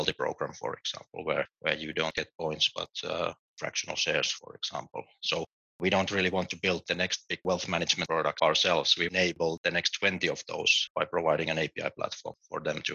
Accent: Finland; moved away as an adult; also born or lived in United Kingdom / London; now in Berlin, Germany; I'm originally from Finland.

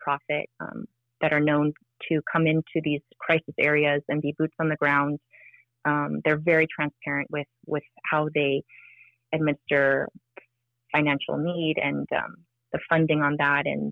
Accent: Maui, Hawaii, United States; I was born and raised on Maui.

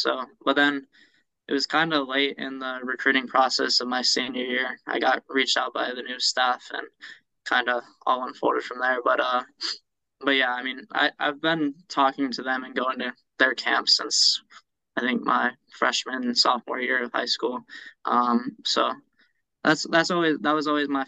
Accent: Charlotte, North Carolina, United States; I grew up in Charlotte, playing Pop Warner

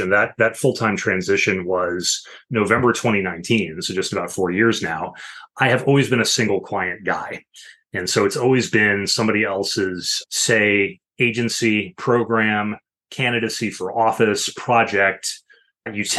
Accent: Illinois, United States; moved away as an adult; now in Washington, D.C. area, United States; I worked as a local news reporter in my home state of Illinois for a few years before ultimately moving out to the DC area where I now live

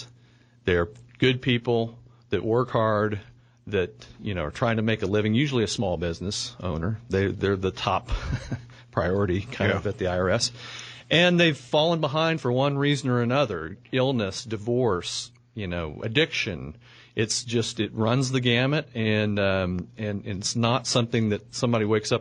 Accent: Oklahoma City, Oklahoma, United States; I grew up here in Oklahoma City

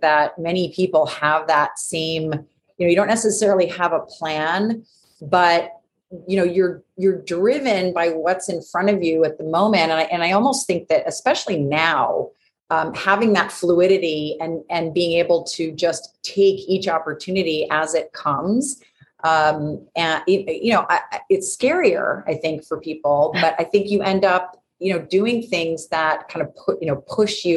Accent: New York, United States; I'm from New York

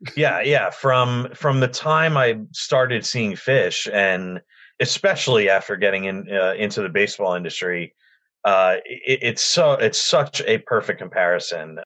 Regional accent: Union County, New Jersey, United States; I grew up in Union County, which is only about a half hour away from uh, the ballpark

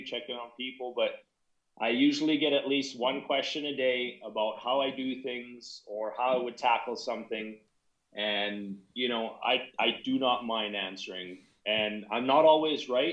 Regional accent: Canada; I'm from Canada

